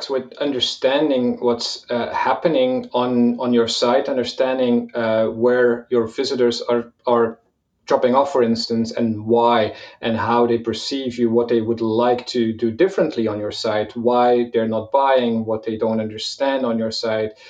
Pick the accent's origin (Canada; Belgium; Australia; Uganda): Belgium; also born or lived in Malta / Portugal; now in Valencia, Spain; personally, I'm, I'm from Belgium originally. I, I moved around quite a bit. I lived in Malta, I lived in Portugal for a while, and I live in in Valencia, Spain right now.